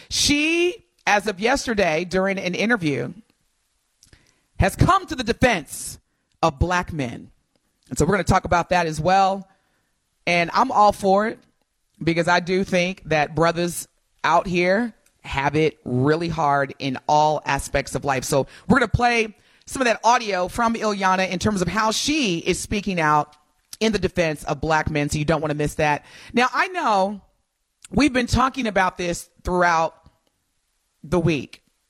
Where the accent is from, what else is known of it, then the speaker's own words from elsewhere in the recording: Indiana, United States; moved away as an adult; now in Milwaukee, United States; Now, Indiana is my home state